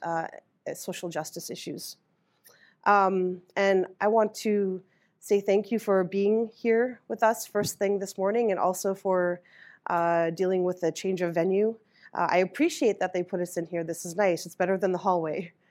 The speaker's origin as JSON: {"language": "English", "town": "Winnipeg", "region": "Manitoba", "country": "Canada", "tie": "born or raised there", "also_born_or_lived": "George Gordon First Nation, Saskatchewan", "moved": "as an adult", "lives_now": "Iowa City, United States", "said": "I grew up in Winnipeg, Manitoba, not too far from there. And I've been living in Iowa City for seventeen years."}